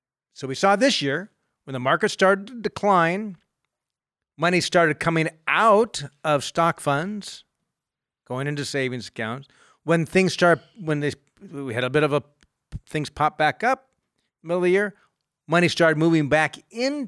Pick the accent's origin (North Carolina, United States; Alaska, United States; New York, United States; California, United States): California, United States; Southern; now in Northern California, United States; I've spent my whole life in California. I grew up in Southern California